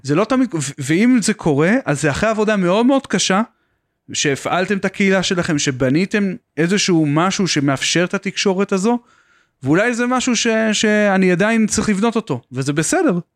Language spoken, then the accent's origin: Hebrew; Beersheba, Southern District, Israel; אני במקום מבאר שבע